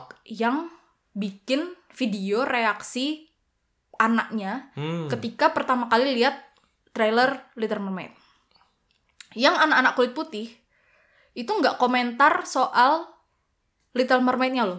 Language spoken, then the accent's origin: Indonesian; Central Java, Indonesia; aku yang dari Jawa Tengah